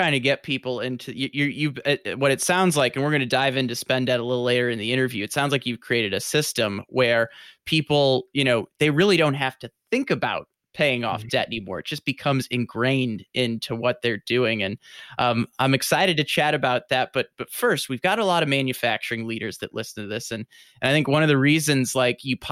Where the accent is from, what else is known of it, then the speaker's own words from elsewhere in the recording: St. Louis, Missouri, United States; You and I, we're both from St. Louis